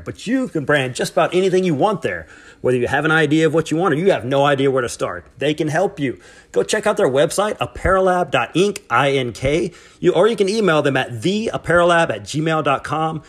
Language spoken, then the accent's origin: English; Alabama, United States; I'm from Alabama, so we, we've been known for speaking broken English as well